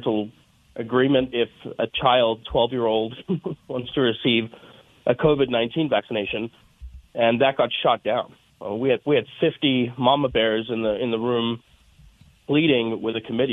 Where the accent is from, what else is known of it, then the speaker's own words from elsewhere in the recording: South Africa; now in Colorado, United States; I'm originally from South Africa